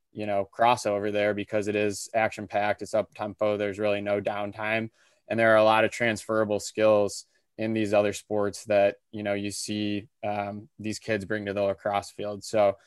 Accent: Birmingham, Michigan, United States; I grew up in the Birmingham area

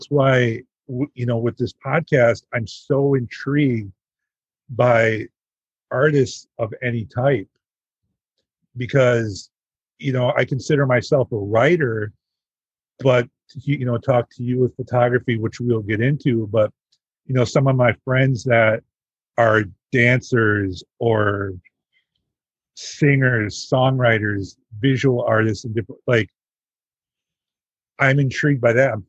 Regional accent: Green Bay, Wisconsin, United States; also born or lived in Milwaukee, Wisconsin / Madison, Wisconsin; I grew up in Green Bay, Wisconsin.

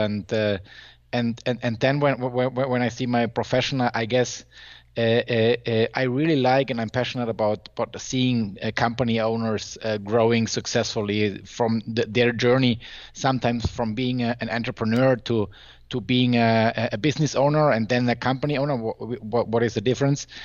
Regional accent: Germany; I'm from Germany

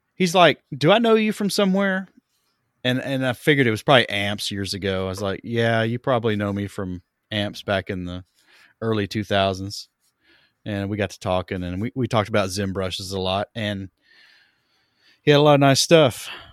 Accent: East Tennessee, United States; I'm from East Tennessee

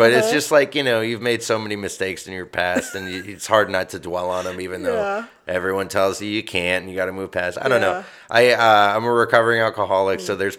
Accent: Midwest, United States; And I grew up in the Midwest, so I have, like, triple guilt.

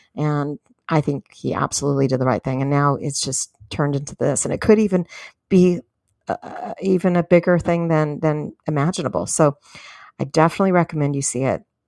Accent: San Diego, California, United States; moved away as an adult; now in Fort Worth, United States; in California, in my hometown, San Diego

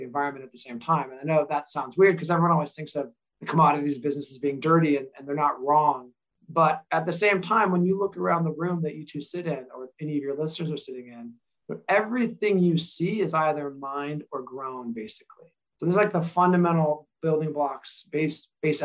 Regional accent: Eastern Washington, United States; I grew up in Eastern Washington.

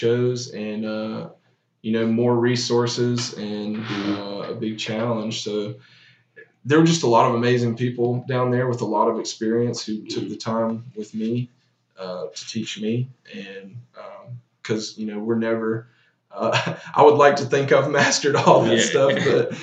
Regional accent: Chesnee, South Carolina, United States; also born or lived in Auburn; I'm from Chesney, South Carolina

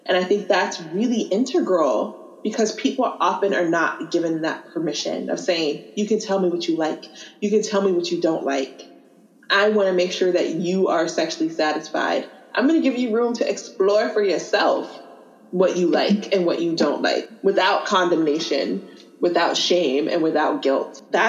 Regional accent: College Park, United States; And I come from College Park, so, you know, some lower socioeconomic status, yada, yada, yada.

